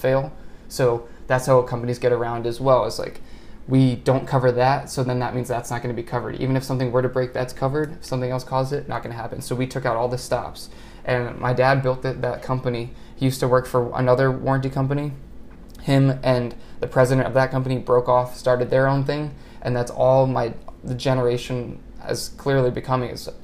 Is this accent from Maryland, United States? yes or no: yes; Montgomery County, Maryland, United States; I grew up in Montgomery County, Maryland